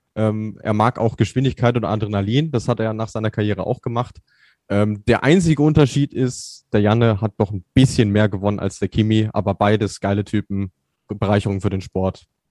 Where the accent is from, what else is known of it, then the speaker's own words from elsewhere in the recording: Germany; bei uns in Deutschland